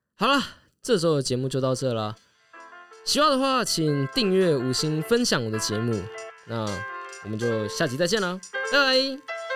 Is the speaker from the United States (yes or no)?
no; Taiwan; 我台湾人